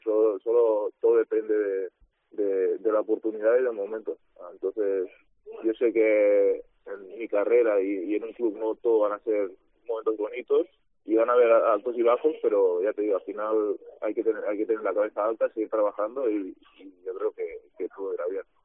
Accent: Girona, Catalonia, Spain; yo soy de Girona

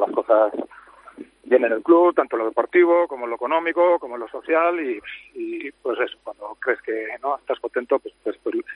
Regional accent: Amorebieta-Etxano, Basque Country, Spain; la mayoría que somos de la Morita somos también del Athletic

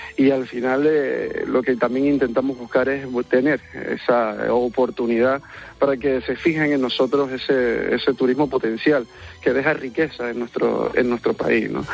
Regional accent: San Cristóbal de La Laguna, Canary Islands, Spain; nosotros, pues como en este caso como laguneros y las laguneras

